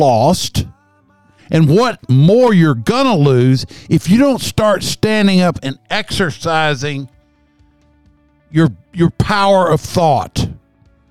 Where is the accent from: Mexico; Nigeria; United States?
United States; Kentucky; I'm a hillbilly from Kentucky.